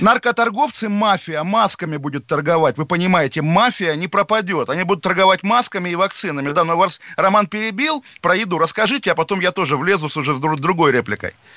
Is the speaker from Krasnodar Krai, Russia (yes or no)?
no; Moscow, Russia; moved away; я олдскульный москвич